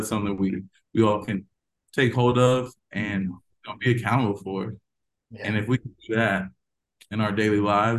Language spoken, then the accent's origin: English; Georgia, United States; born there; also born or lived in Tampa, Florida / Stuttgart, Germany / Mannheim, Germany / Texas; I was born in Georgia, didn't stay long, went to Tampa, Florida, then Stuttgart, Germany, back to Tampa, Florida, back to Mannheim, Germany, and then ultimately Texas.